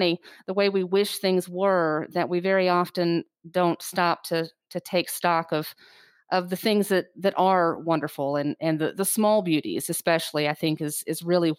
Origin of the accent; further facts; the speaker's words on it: Kure Beach, North Carolina, United States; Yeah, I loved growing up in Curie Beach. It was idyllic in every way. And I think I do still have that small town sensibility of family and neighborhood and community.